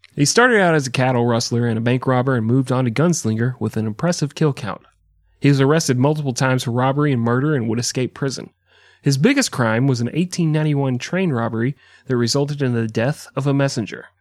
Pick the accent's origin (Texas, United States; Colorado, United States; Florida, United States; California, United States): Texas, United States; I'm from Texas